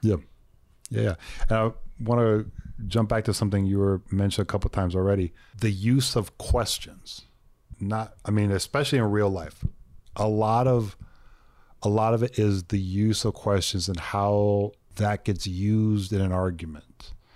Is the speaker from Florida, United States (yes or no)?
no; Texas, United States; I was born in Texas